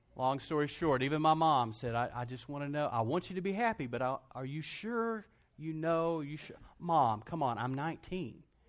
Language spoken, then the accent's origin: English; Lubbock, Texas, United States; also born or lived in Brownwood, Texas; I started at Texas Tech, did a year at Tech, 'cause that's my hometown